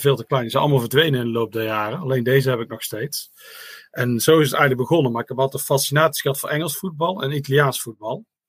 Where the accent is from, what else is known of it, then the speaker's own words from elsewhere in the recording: Netherlands; als Nederlander